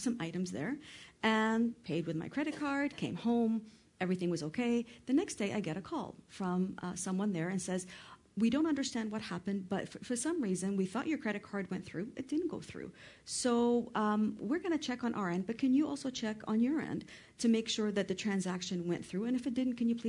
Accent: Canada; also born or lived in Lebanon; I'm Lebanese, born and raised in Canada

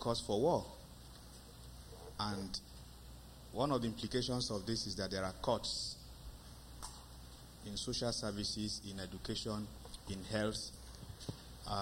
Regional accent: Nigeria; I'm from Nigeria

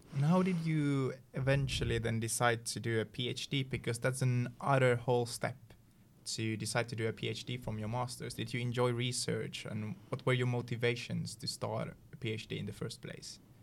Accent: Sotkamo area, Kainuu, Finland; English is a second language; now in Umeå, Sweden; in my hometown, there's a place called Sotkamo

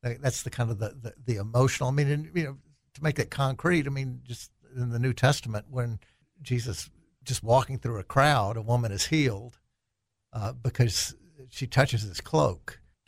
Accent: El Dorado, Arkansas, United States; also born or lived in Harrison / Jackson, Mississippi / Little Rock; Well, I was born in El Dorado, moved to Harrison, and then to Jackson, Mississippi, and then back to Little Rock.

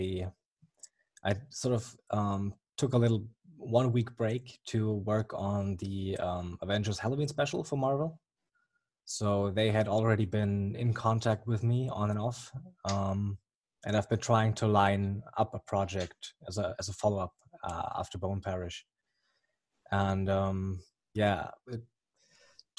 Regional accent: Germany; accent: German; English is a second language; as you may or may not hear from the accent, I'm from Germany

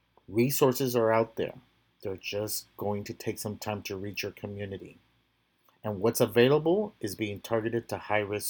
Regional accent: Texas, United States; my home state of Texas

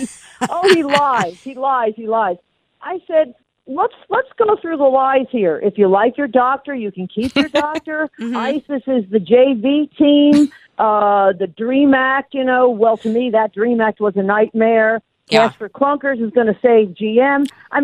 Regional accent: Newark, New Jersey, United States; moved away as an adult; now in Atlanta, United States; I grew up outside Newark, New Jersey

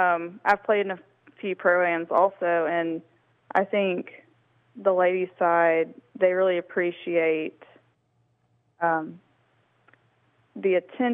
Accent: Columbus, Georgia, United States; I grew up in Columbus, so I love the courses down there.

